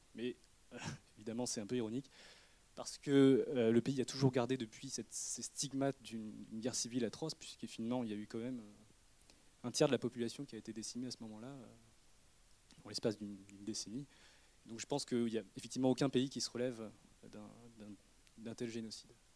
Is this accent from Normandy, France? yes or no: no; Redon, Brittany, France; je suis né à Redon, dans le Bretagne, fin fond de la Bretagne même, le 44 et le 35.